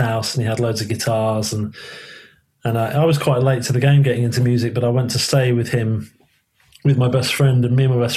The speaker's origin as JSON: {"language": "English", "region": "London", "country": "United Kingdom", "tie": "born or raised there", "also_born_or_lived": "Liverpool", "accent": "southerner", "said": "we moved to London when I was younger"}